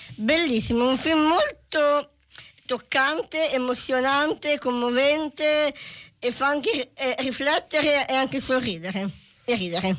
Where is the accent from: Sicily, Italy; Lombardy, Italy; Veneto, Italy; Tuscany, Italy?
Tuscany, Italy; sono toscana